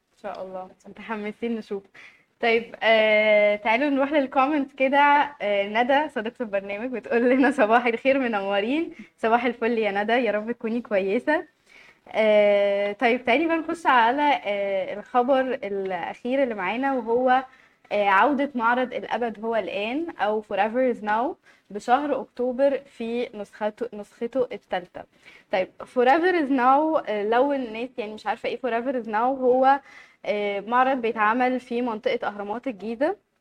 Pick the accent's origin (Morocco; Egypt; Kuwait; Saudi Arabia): Egypt; عندنا في مصر